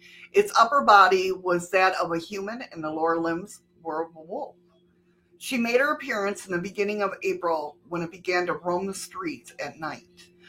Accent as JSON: {"language": "English", "region": "New York", "country": "United States", "tie": "born or raised there", "moved": "yes", "said": "growing up where I did in New York"}